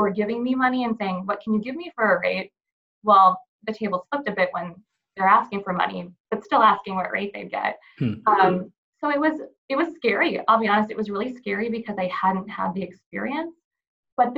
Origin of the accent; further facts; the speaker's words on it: Walhalla, North Dakota, United States; now in Fargo, United States; Originally, I'm from Walhalla, which is about 3 hours north of Fargo.